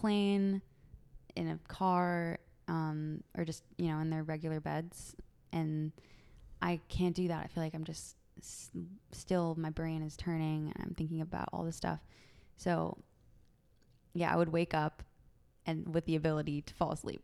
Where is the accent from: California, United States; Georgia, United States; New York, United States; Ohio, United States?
California, United States; San Francisco; born and raised in San Francisco, in the city